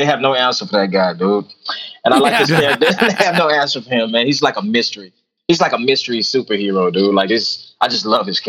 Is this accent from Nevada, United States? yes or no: no; Texas, United States; I'm from Texas, man, and that's what we live by down here, man.